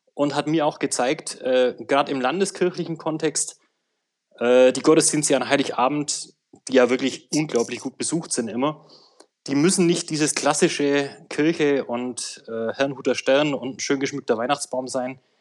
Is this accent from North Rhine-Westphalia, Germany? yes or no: no; Swabia, Munich, Bavaria, Germany; Ich komme aus äh, Bayern, aus Schwaben